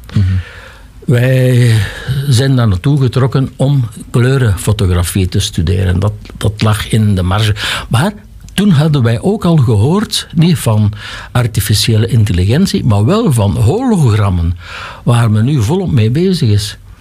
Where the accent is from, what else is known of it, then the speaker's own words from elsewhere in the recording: Lembeek, Flanders, Belgium; ik heb dan wel hier school gevolgd. Eerst zes jaar Lembeek, dan zes jaar Halle